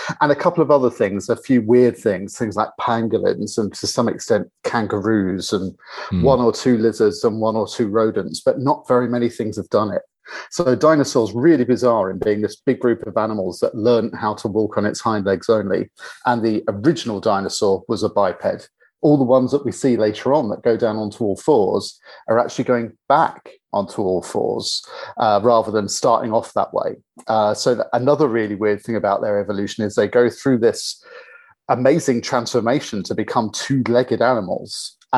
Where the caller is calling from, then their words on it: London, United Kingdom; So I'm calling in from London, where I'm based